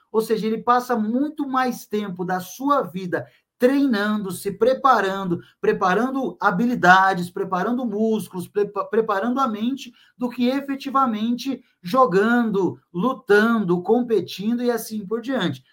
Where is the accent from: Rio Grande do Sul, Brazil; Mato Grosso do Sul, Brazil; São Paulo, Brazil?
São Paulo, Brazil; São Vicente; Eu sou natural da cidade de São Vicente, lá no litoral de São Paulo